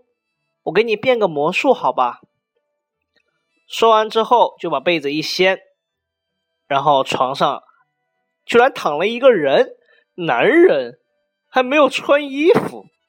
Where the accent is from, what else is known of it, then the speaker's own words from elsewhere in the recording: China; 我们中国人过春节